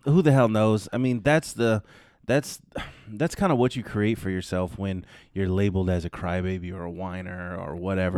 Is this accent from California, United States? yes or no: yes; California, United States; the same area that I grew up in in California